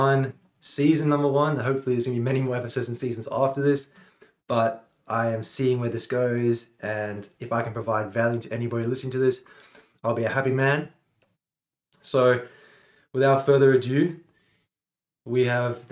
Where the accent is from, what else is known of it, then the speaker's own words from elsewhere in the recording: Sydney, New South Wales, Australia; also born or lived in South Africa; I actually immigrated from South Africa when I was about 7, 5 years old. So I'm not Australian born, but I consider myself mainly Australian because just I've been raised here for most of my life.